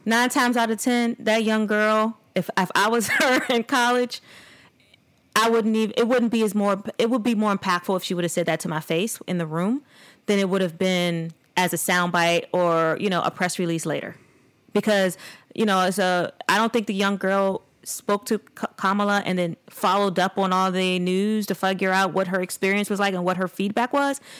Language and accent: English; United States; me as being a, a Black American, an African American descendant of slavery